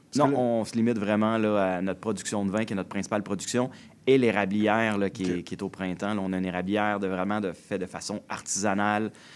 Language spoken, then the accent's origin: French; Joliette region, Quebec, Canada; Je suis né euh, dans la région de Joliette